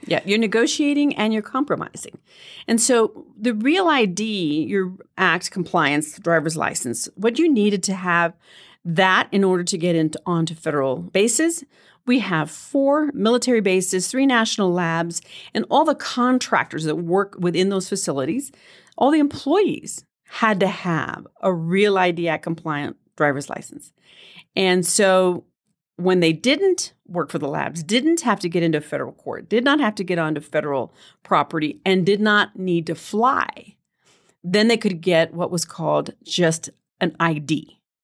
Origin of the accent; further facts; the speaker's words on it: El Paso, Texas, United States; moved away; also born or lived in New Mexico; I was born and raised in El Paso.